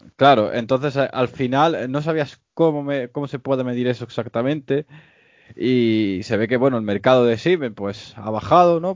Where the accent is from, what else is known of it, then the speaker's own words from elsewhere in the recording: Spain; no somos los españoles